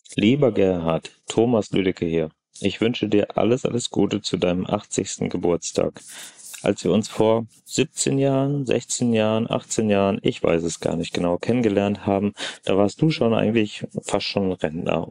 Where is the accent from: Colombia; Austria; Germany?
Germany; Swabia; moved away as an adult; now in Rhineland, Germany; ich bin ja als Schwabe 1964 ins Rheinland gekommen und habe mich hier sehr gut eingelebt.